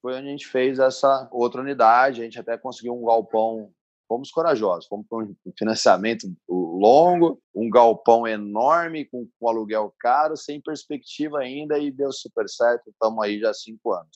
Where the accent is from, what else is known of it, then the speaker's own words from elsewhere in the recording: Bauru, São Paulo, Brazil; moved away as an adult; now in Ribeirão Preto, Brazil; Eu vim para Ribeirão Preto, sou de Bauru